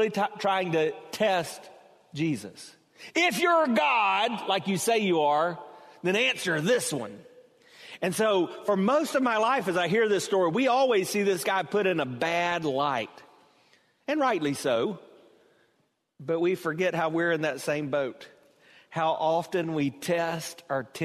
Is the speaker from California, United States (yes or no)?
no; South Carolina, United States; growing up in South Carolina, we had kind of a southern twist on it.